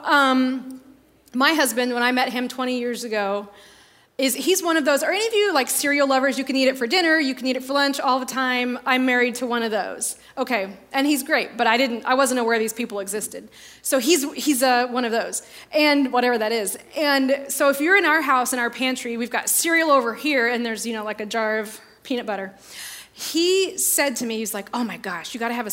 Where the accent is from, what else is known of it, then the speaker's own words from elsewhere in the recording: northern Indiana, United States; I grew up in in Sunday school in a little small town in northern Indiana